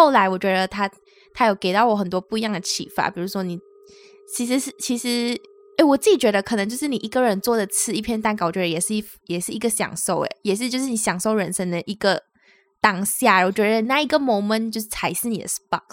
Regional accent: Malaysia; now in Taiwan; 我们是两位来自马来西亚，目前在台湾工作的台湾社畜。

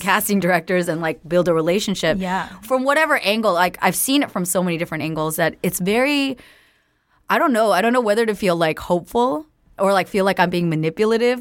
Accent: Bay Area, California, United States; also born or lived in Los Angeles; I grew up in California, right? So I grew up in the Bay Area mainly, and then

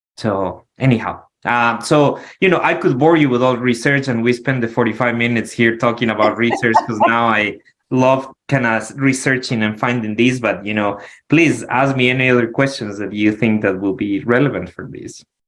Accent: Quito, Pichincha, Ecuador; moved away as an adult; now in Arizona, United States; I'm from Quito, the capital, the mountains.

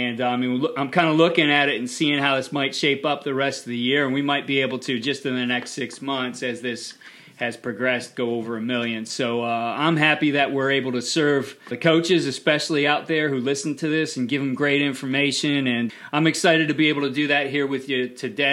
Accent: Cleveland, Ohio, United States; my hometown team, the Cleveland Browns

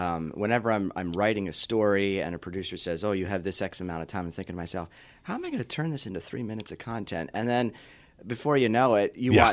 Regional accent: York, Pennsylvania, United States; Yeah. So I was born and raised in York. Grew up in a, if you call it a suburb of York, Spry.

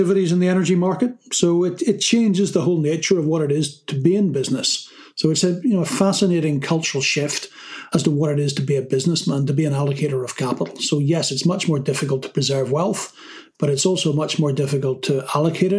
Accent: Ireland; I come from Ireland, and we have a saying in Ireland

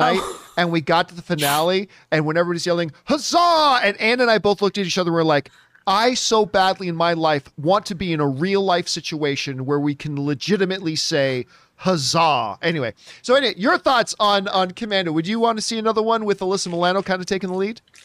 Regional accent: Canada; I'm Canadian.

